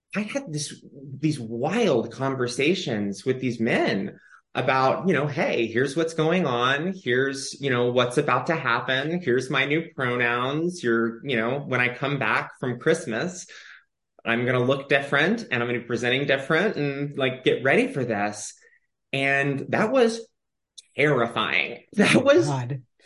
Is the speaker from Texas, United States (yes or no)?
yes; Austin, Texas, United States; now in Los Angeles, United States; I grew up in Austin, Texas